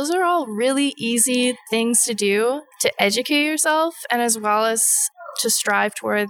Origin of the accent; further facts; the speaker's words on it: Kwanlin Dün First Nation, Yukon, Canada; I'm from Kwanlindun First Nations, and I belong to the Gadnak Teddy Raven Crest.